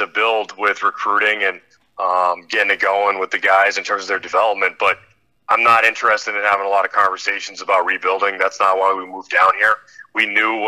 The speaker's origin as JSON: {"language": "English", "region": "Massachusetts", "country": "United States", "also_born_or_lived": "Maine", "moved": "yes", "lives_now": "Connecticut, United States", "said": "I'm from Massachusetts."}